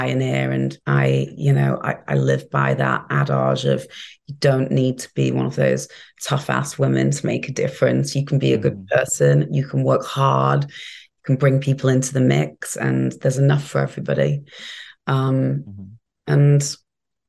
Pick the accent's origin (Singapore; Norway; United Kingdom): United Kingdom; England; also born or lived in New York; now in Miami, United States; where I grew up in England